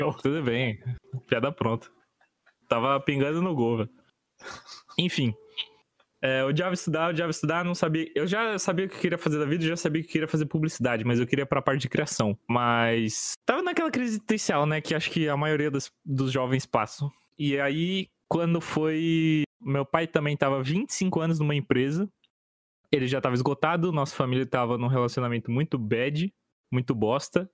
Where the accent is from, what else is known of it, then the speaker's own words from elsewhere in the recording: São Paulo, Brazil; also born or lived in Curitiba; eles mudaram para São Paulo quando eu tinha quatro anos.